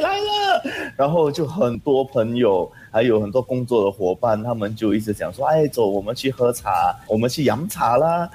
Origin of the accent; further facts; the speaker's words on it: Singapore; also born or lived in Johor, Malaysia; 我们新加坡旅客